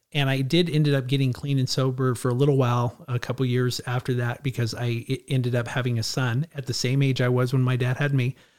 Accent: Clovis, California, United States; also born or lived in Edwards Air Force Base, California; I, I grew up here, I grew up in, in, in, in Clovis

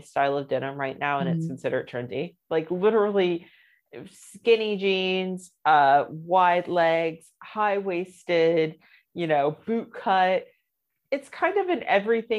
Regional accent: United States; moved away as an adult; now in London, United Kingdom; I'm American

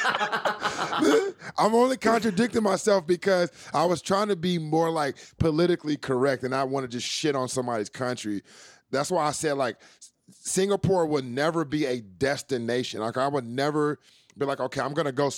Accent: California, United States; I'm from California

